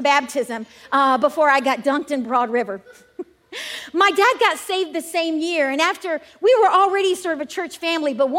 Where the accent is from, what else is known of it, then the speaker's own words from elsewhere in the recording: Gaffney, South Carolina, United States; I am from Gaffney, South Carolina